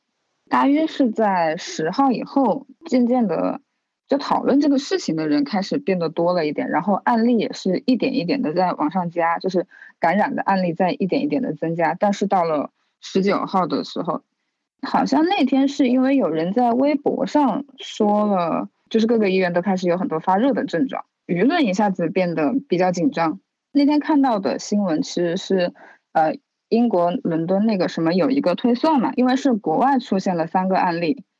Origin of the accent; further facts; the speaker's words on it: Wuhan, Hubei, China; 然后我是武汉人。现在在武汉的一个互联网公司石墨文档担任设计师的工作。